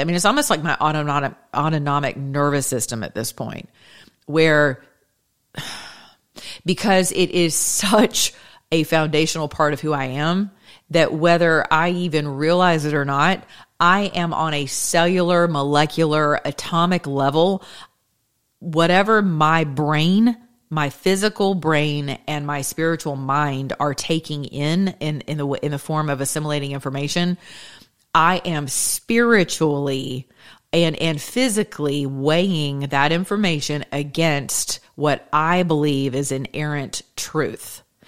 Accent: United States; I'm American

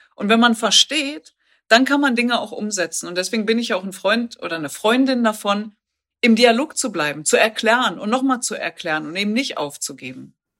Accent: the Ruhr area, North Rhine-Westphalia, Germany; ich komme aus dem Pott

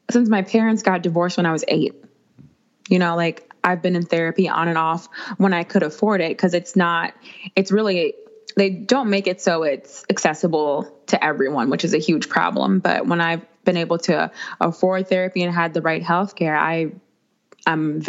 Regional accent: Minnesota, United States; I'm from Minnesota

